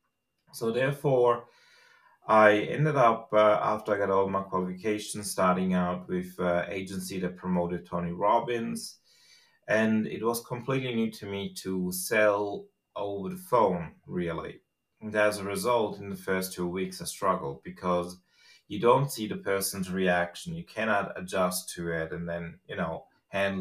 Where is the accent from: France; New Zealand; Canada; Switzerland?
Switzerland; English is a second language; moved away as an adult; also born or lived in Australia; I grew up in Switzerland, and at the age of about 25, I decided I wanted to go to Australia after a brief, stay in Australia to learn the language itself